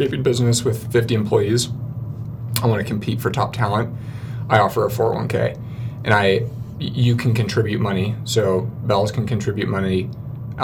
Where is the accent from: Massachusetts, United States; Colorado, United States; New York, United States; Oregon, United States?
Oregon, United States; Portland; moved away as an adult; now in Salt Lake Valley, United States; I grew up in Portland